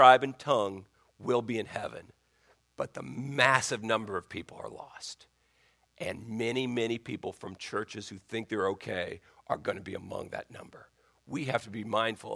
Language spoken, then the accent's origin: English; Colorado, United States; now in Virginia, United States; where I grew up in Colorado